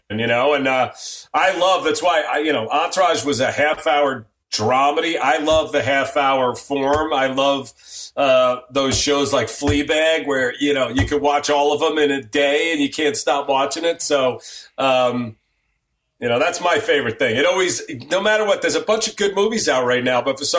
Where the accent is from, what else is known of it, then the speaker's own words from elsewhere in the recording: New York, United States; moved away as an adult; now in Los Angeles, United States; I am a New Yorker, even though I've lived in Los Angeles longer than I lived in New York by a lot.